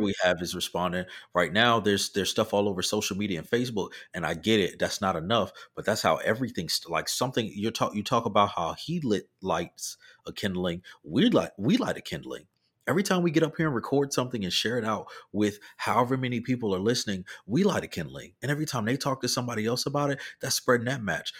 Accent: the South, United States; I'm from the South

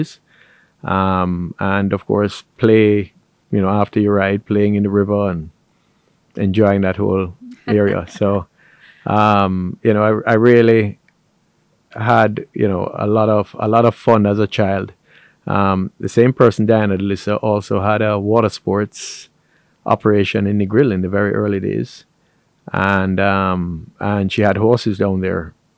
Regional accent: Montego Bay, Saint James, Jamaica; So Montego Bay has always been a tourism-centric. It was a town and it's become a city.

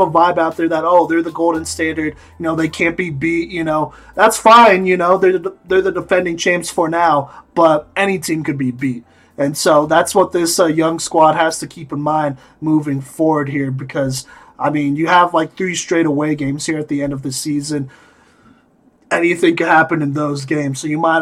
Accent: Dallas, Texas, United States; I'm from Dallas

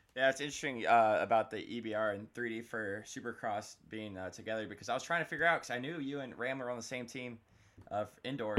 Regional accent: Florida, United States; I'm down here from Florida

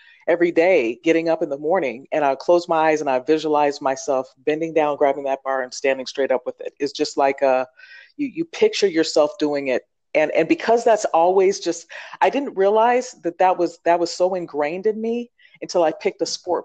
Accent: Oregon, United States; I grew up in Oregon.

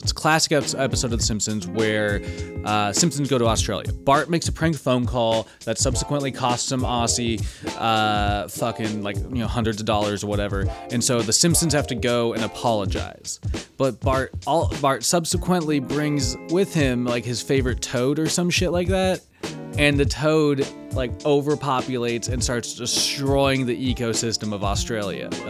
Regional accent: Washington, United States; Washington State, my home state

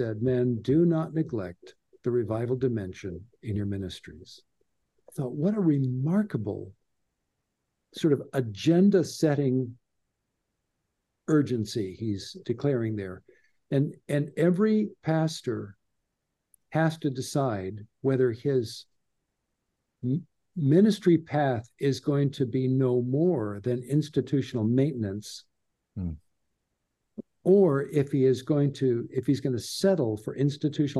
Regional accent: Southern California, United States; growing up in Southern California

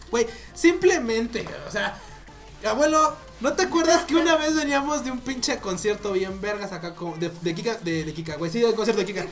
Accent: Mexico; yo no hablo inglés, soy mexicano

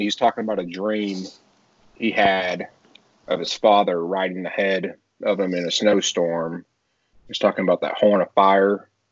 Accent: Texas, United States; now in South Carolina, United States; I'm originally from Texas

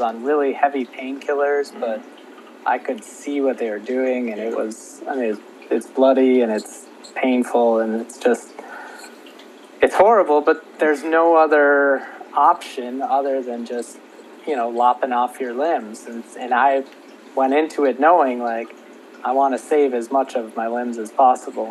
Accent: Minnesota, United States; moved away as an adult; also born or lived in Kansas; I grew up in Minnesota and then I went to the University of Kansas for college

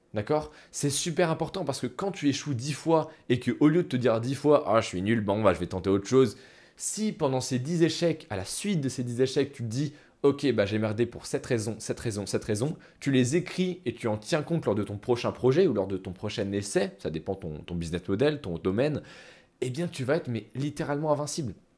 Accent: France; Nous, en tant que Français, on a été à l'école

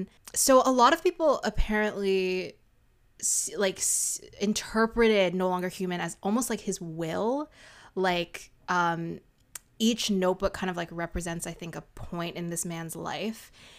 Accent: Canada; We're just Canadian.

